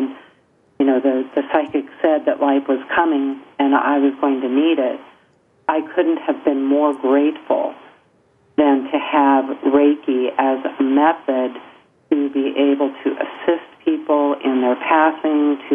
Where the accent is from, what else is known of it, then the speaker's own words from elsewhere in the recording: Encinitas, California, United States; I grew up in Encinitas, California